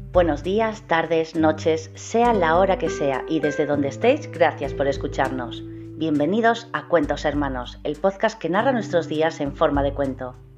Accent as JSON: {"language": "Spanish", "country": "Spain", "said": "de España"}